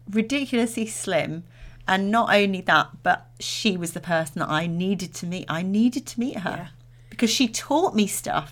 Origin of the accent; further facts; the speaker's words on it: Derbyshire, East Midlands, United Kingdom; I'm from Derbyshire.